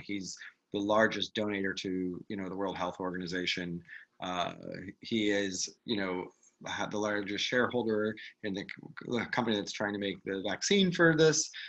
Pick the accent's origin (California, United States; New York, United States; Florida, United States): New York, United States; a New Yorker